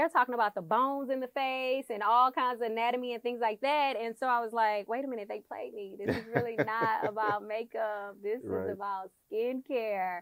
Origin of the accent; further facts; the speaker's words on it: Houston, Texas, United States; I'm from Houston, Texas. I went to Hastings in A-Leaf